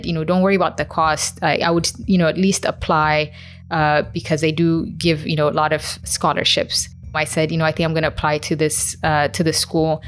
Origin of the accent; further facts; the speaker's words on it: Florida, United States; moved away as an adult; I grew up in Florida